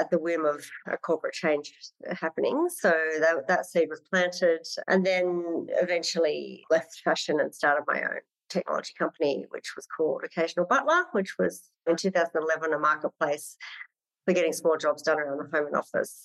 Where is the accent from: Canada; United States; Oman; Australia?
Australia; Sydney, New South Wales; also born or lived in Wagga Wagga / London; I was in growing up in Western Sydney. And then mum moved us to country town Wagga Wagga